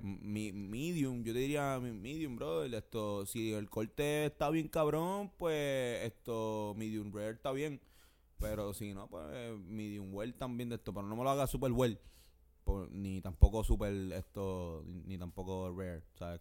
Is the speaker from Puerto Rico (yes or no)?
yes; Puerto Rico; uno como boricua